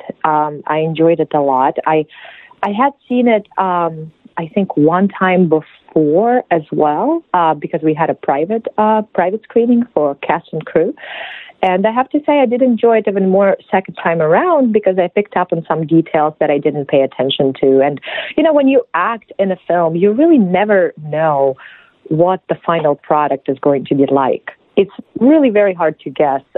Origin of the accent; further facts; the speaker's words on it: Belarus; English is a second language; moved away; I'm from Belarus. That's in Eastern Europe